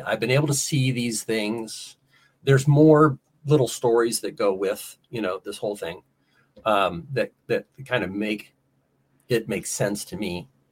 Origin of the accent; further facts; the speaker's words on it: Ohio, United States; also born or lived in South Carolina / Orlando, Florida; I grew up in Ohio.